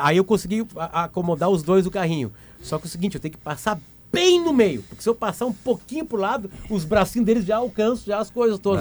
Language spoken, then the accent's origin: Portuguese; Uruguay; eu sou uruguaio